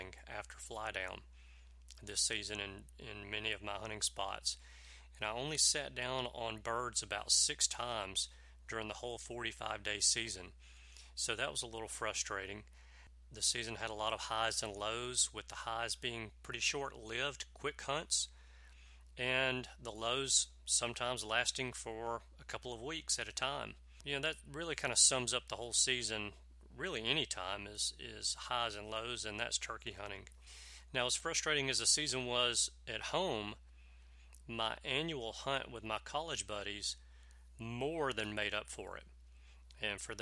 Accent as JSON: {"language": "English", "region": "Alabama", "country": "United States", "tie": "born or raised there", "said": "in my home state of Alabama"}